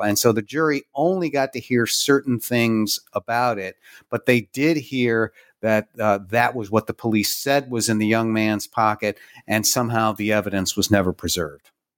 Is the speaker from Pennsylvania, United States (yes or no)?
yes; Pittsburgh, Pennsylvania, United States; here in Pittsburgh, my hometown